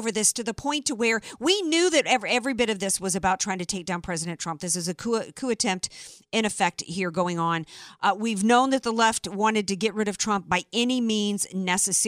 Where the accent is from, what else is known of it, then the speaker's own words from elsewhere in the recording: the South, United States; moved away; I grew up in the South